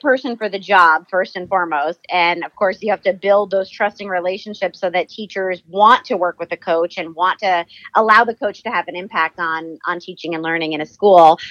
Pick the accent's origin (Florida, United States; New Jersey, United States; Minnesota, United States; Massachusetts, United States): New Jersey, United States; moved away as an adult; also born or lived in Virginia; now in California, United States; I was born and raised in New Jersey